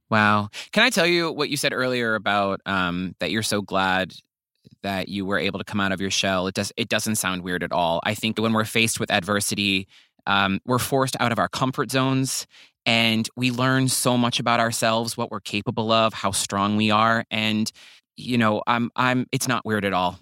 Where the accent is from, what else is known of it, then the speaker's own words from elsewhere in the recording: the South, United States; I'm also from the South. I'm a Southern man